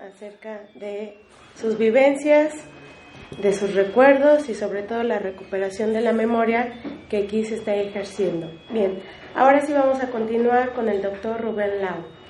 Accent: Mexico; nosotros como, como mexicanos

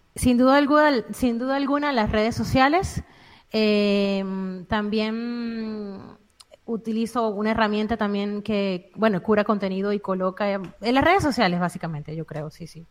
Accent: Venezuela; moved away as an adult; now in Spain; nací en Venezuela, em, tengo siete años fuera del país

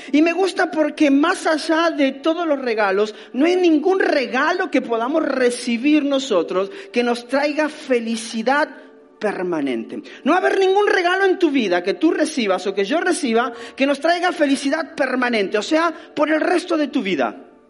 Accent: Argentina; nací en Argentina

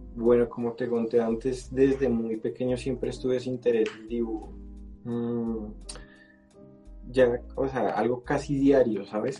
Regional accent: Colombia; soy colombiano

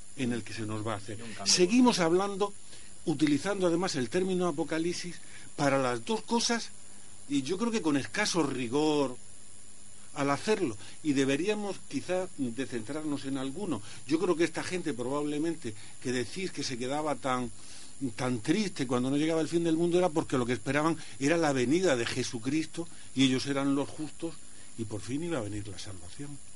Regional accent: a village near Archena, Region of Murcia, Spain; yo vivía ahí en un pueblecito cercano

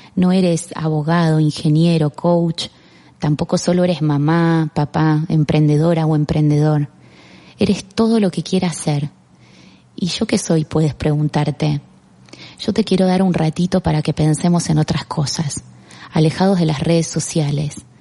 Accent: Argentina; moved away as an adult; also born or lived in Barcelona; now in Spain; Me fui de Argentina y empecé de cero

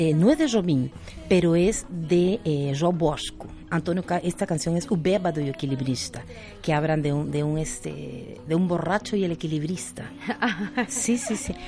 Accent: Peru; como buena peruana

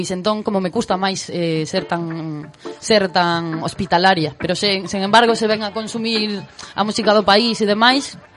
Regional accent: Vigo, Galicia, Spain; eu son de Vigo e na cidade de Vigo é outra cousa

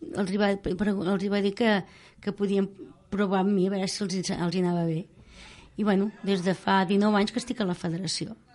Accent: Martorelles, Catalonia, Spain; al meu poble on jo vivia, abans de casar-me, a Martorelles

